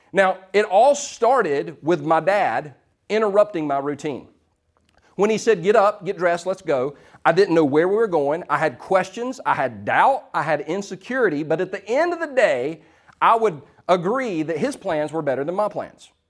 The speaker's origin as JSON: {"language": "English", "town": "Easley", "region": "South Carolina", "country": "United States", "tie": "born or raised there", "said": "Now, we're from Easley. We didn't have Krispy Kreme."}